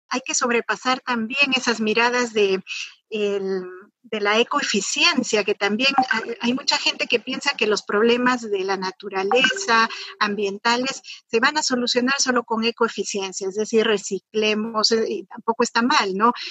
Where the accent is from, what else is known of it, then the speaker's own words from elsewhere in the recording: Cajamarca, Peru; yo soy de Cajamarca, yo soy de una provincia que además es la más pobre del país